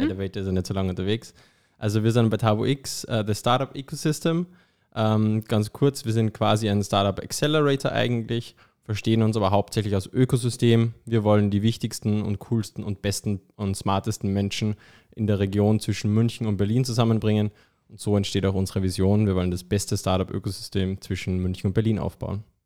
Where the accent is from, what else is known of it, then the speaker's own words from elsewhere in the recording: Austria; moved away; Man hört es vielleicht, ich bin ja ursprünglich aus Österreich